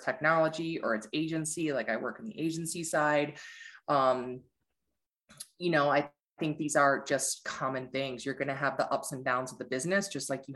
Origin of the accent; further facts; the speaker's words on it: Ann Arbor, Michigan, United States; also born or lived in Detroit; I grew up in Ann Arbor